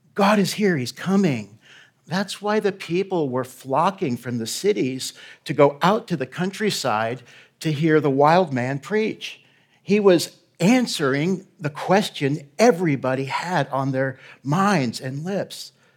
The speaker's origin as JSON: {"language": "English", "town": "Galveston", "region": "Texas", "country": "United States", "tie": "born or raised there", "also_born_or_lived": "Houston", "moved": "as an adult", "lives_now": "Middle East", "said": "We're both from Houston's home, um, and, and Galveston, sorry, Galveston, Houston. Uh, born on the island"}